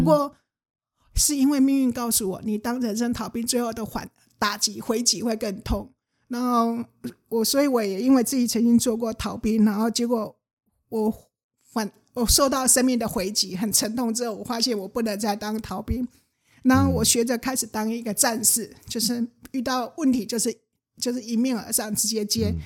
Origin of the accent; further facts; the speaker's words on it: Changhua, Changhua County, Taiwan; moved away as an adult; also born or lived in Taichung; 我家在彰化，然后我， 嗯。我念台中念上的时候